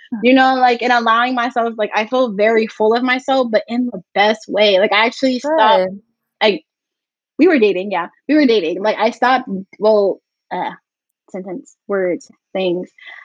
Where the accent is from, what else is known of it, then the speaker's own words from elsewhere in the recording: New Jersey, United States; moved away as an adult; now in New York, United States; I moved to New York to not be in the house. I'm from New Jersey.